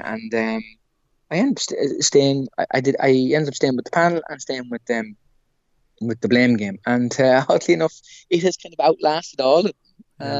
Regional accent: Ireland; you expect certain heckles as an Irish comedian, in another crowd. Like, yeah, potatoes, or yeah, Guinness, Mr. Irish man.

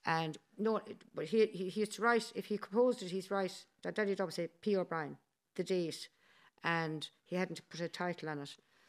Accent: United States; born there; also born or lived in Dublin, Ireland; And, and they got married in the States. And I was born in the States.

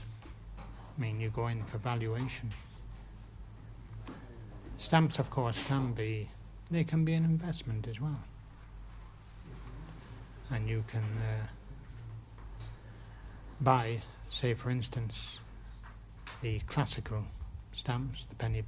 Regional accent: England, United Kingdom; now in Ireland; I'm English, actually

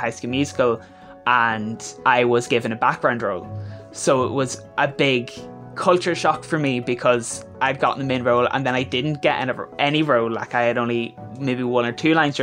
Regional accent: County Monaghan, Ulster, Ireland; I'm 17 and I'm from County Monaghan

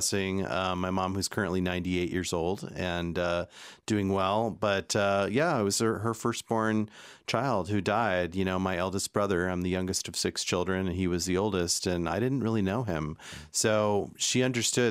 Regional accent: Illinois, United States; now in Los Angeles, United States; I'm originally from Illinois, which is the state that Chicago's in. I'm from about 2.5 hours south of Chicago, but I live in Los Angeles now.

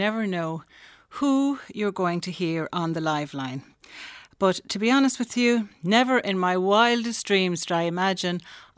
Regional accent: Listowel, Munster, Ireland; So in my hometown, which is Listowel in County Kerry

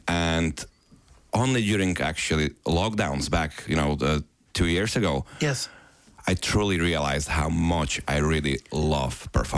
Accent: Bratislava, Bratislava Region, Slovakia; now in Ireland; I was 6 weeks in Bratislava, in my hometown in Slovakia.

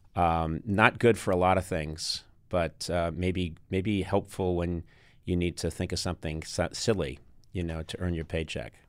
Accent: United States; born and raised in America

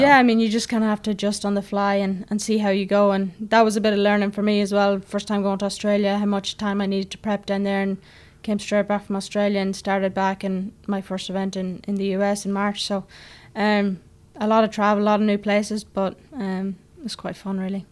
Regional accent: Ireland; moved away as an adult; also born or lived in Cavan / United States; being Irish

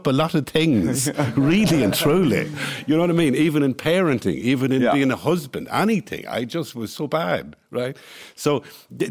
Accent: Cavan, Ulster, Ireland; I was born in Farnham Road in Cavan

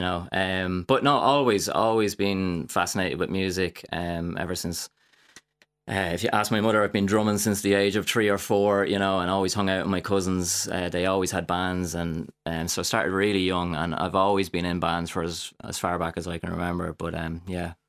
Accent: Drogheda, Leinster, Ireland; I started in, um, theatre, uh, a little bit when I was younger in Drogheda

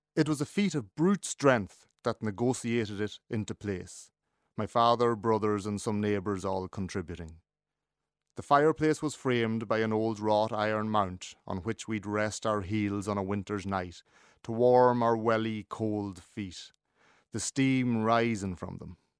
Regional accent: North Leitrim, Connacht, Ireland; When I was growing up in North Leitrim, we were expected to turn out a couple of hundred pyramids of turf a day

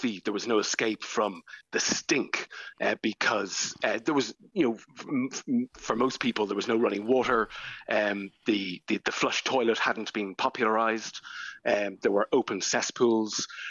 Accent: Ireland; as Irish people

